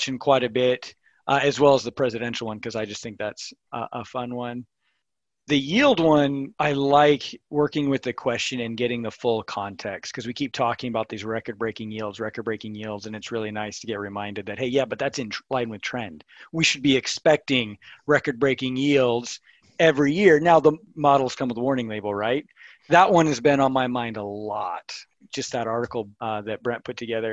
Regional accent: Missouri, United States; now in Kearney, United States; I'm actually from Missouri, but live here in central Nebraska, Kearney.

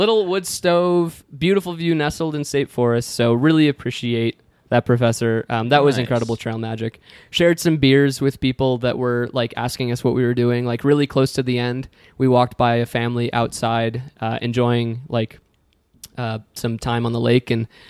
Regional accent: New York, United States; I grew up hiking in the area. I grew up exploring the Finger Lakes. I'm moving from New York

